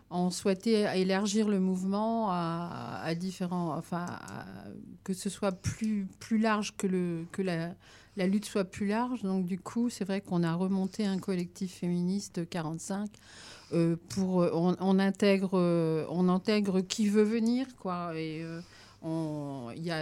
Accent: France; Donc ça, c'est vraiment une première chez nous en France, hein, parce que ça existe dans d'autres pays.

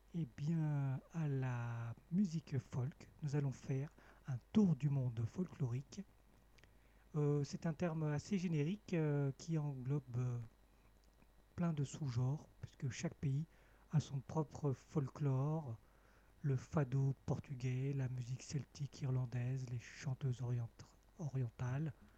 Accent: Cambodia; moved away; mon pays natal, le Cambodge

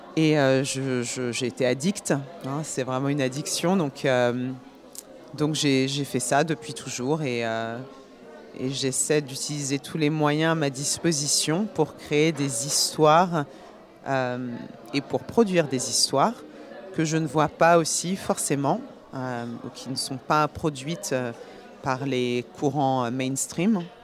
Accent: Paris, Île-de-France, France; also born or lived in Guinea / Burgundy; now in New York, United States; je, vis à New York, mais je suis née à Paris

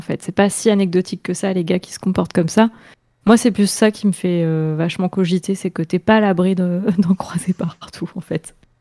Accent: Orléans, Centre-Val de Loire, France; moved away as an adult; now in Tours, France; je viens d'Orléans

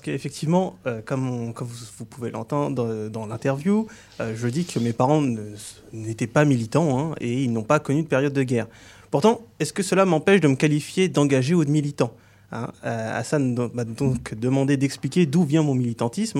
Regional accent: France; je suis né en France, mais je n'ai pas l'apparence que l'on associe à l'image du français de souche. De ce fait, j'ai grandi dans un contexte

